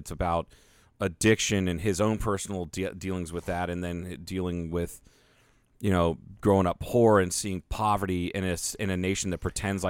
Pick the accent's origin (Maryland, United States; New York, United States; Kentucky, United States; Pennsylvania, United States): Kentucky, United States; I'm from Lawrence County, Kentucky.